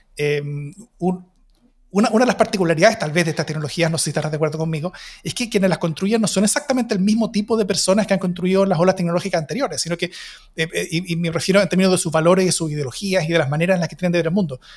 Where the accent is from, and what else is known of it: Chile